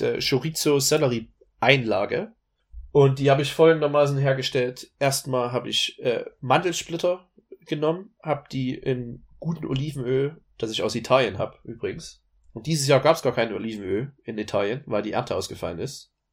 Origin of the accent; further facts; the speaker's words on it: Dresden, Saxony, Germany; moved away; sage ich meistens äh, aus Dresden, weil das sonst kein anderer Mensch kennt in der Welt, wo ich sonst her bin